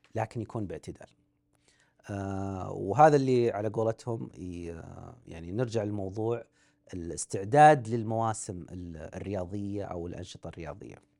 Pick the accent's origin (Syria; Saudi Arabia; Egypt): Saudi Arabia; احنا عندنا في السعوديه مشهوره مباريات الحواري